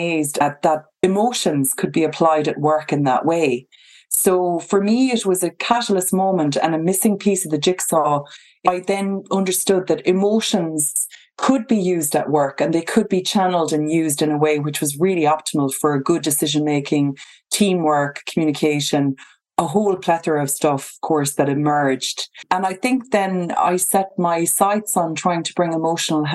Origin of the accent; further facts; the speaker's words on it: County Kerry, Munster, Ireland; moved away; I grew up in County Kerry by the sea, just right on the beach, on the coastline.